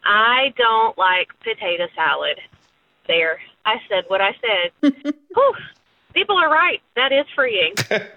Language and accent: English; deep South Georgia, United States; I was born and raised in the South, deep South Georgia, as a matter of fact